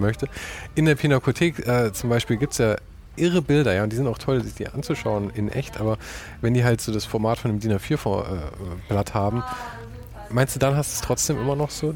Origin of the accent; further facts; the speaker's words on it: Munich, Bavaria, Germany; ich bin geborener Münchner